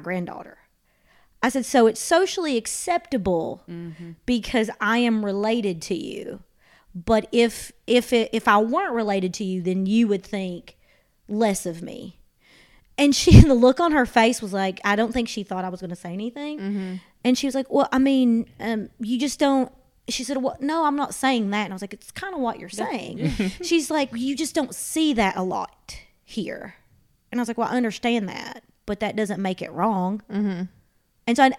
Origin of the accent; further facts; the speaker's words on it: Eastern Kentucky, United States; my mom's from the Philippines and I grew up in Eastern Kentucky, and it's just all, especially the town I grew up, it's all white people.